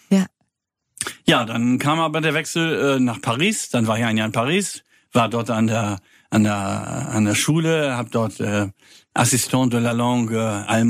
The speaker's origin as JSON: {"language": "German", "town": "Kiel", "region": "Schleswig-Holstein", "country": "Germany", "tie": "born or raised there", "said": "Als, da bin ich auch geboren, ich komme eigentlich aus Kiel. Man hört das."}